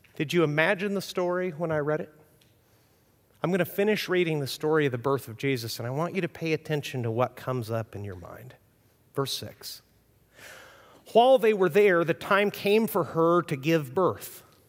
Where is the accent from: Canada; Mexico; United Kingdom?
Mexico; moved away; I grew up in Mexico